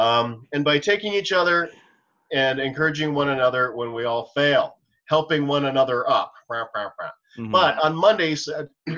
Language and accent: English; Canada; me as a Canadian